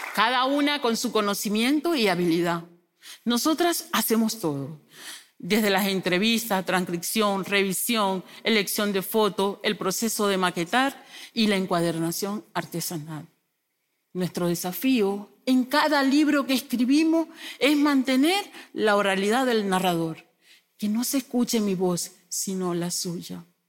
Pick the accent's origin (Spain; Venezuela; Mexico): Venezuela; moved away as an adult; Yo soy una mujer migrante, mamá de Sunimar, Sulimar y Sulimar, de profesión docente. Salí de mi país, Venezuela, en el 2016